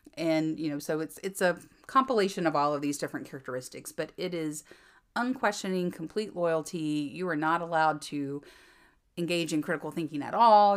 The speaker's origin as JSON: {"language": "English", "area": "Fraser fir capital of the world", "region": "North Carolina", "country": "United States", "tie": "born or raised there", "moved": "as an adult", "said": "I am from the Fraser fir capital of the world"}